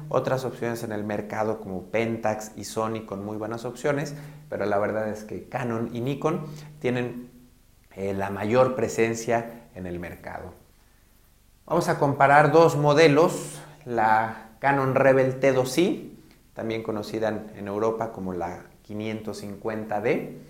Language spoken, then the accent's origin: Spanish; Guadalajara, Jalisco, Mexico; soy fotógrafo de Guadalajara, Jalisco, en México.